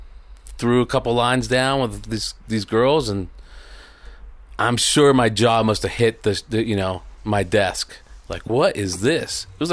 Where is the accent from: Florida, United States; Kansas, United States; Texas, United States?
Florida, United States; Miami; also born or lived in Puerto Rico; I was born in Puerto Rico, and I grew up in Miami mostly. From 12 on, it was Miami, Florida.